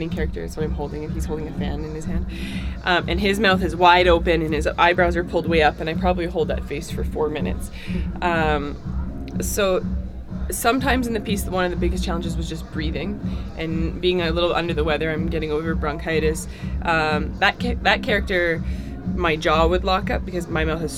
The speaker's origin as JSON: {"language": "English", "region": "Alberta", "country": "Canada", "moved": "yes", "lives_now": "Winnipeg, Canada", "said": "I'm from Alberta, so it's like there's that little home heart in my head"}